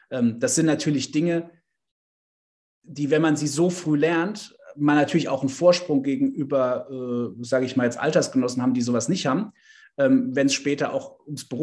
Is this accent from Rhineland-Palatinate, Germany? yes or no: yes; Bad Dürkheim, Rhineland-Palatinate, Germany; ich habe ganz klassisch im, im kommunalen Bereich angefangen, in meiner Heimatstadt in Bad Dürkheim